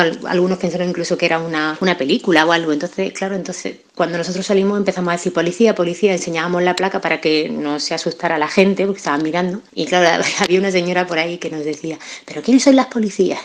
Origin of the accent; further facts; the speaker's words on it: Melilla, Spain; moved away as an adult; now in Granada, Spain; soy natural de Melilla, aunque guardo un vínculo muy especial con esta ciudad de Granada eh, desde que me vine aquí a estudiar con 18 años